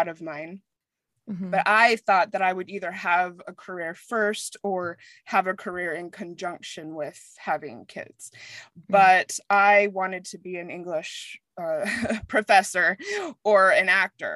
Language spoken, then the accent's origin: English; Mesa, Arizona, United States; moved away as an adult; also born or lived in New York / Frankfurt, Germany / London / Australia; now in Denver, United States; I'm from Arizona. I was raised in Mesa